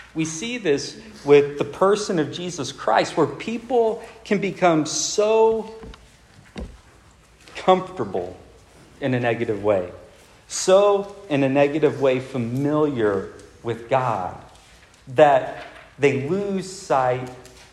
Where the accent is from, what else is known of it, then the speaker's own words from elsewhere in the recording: Del Rio, Texas, United States; a large portion of my childhood was without a movie theater. It's, like, very isolated.